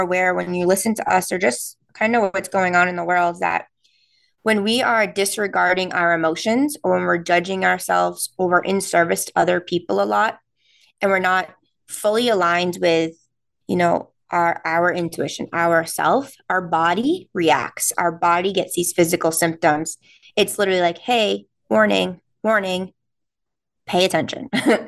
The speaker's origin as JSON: {"language": "English", "region": "New England", "country": "United States", "accent": "non-rhotic New England", "said": "since we're from New England, we don't pronounce the R's"}